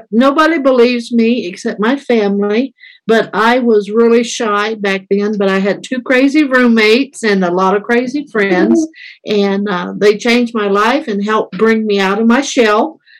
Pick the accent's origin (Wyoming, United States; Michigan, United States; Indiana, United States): Indiana, United States; Carmel; moved away as an adult; also born or lived in Texas; now in Colombia; I am 61 years old. Did I say that out loud? I grew up in Indiana. I won't tell you all the details of everything. Grew up in Indiana. Graduated from high school there in the Carmel area.